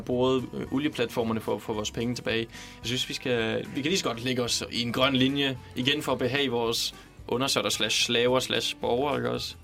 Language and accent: Danish; Denmark; now in Copenhagen, Denmark; selvom jeg kommer fra Jylland, så er jeg ikke så meget for ordet træls